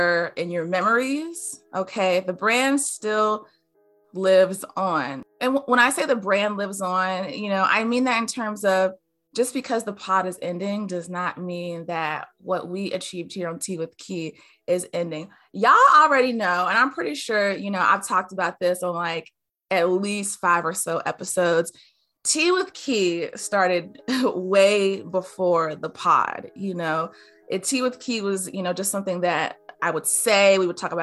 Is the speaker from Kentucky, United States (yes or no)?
no; Greensboro, North Carolina, United States; I'm from Greensboro